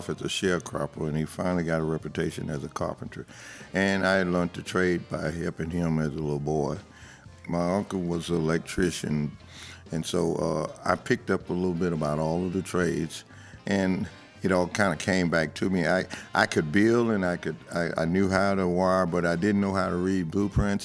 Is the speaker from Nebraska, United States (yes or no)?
no; Bernice, Louisiana, United States; I'm from Bernice, Louisiana, a little small town.